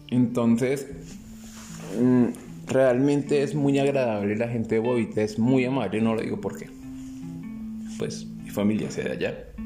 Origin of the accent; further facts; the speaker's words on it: Bogotá, Bogotá Capital District, Colombia; born there; Si bien volvíamos a Bogotá y nací en Bogotá